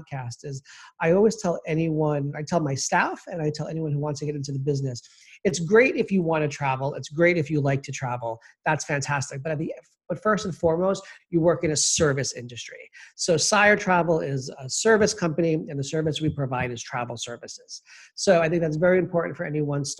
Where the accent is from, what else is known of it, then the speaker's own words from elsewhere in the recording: New York City, New York, United States; also born or lived in Kennebunkport, Maine; I was born and raised in Queens, New York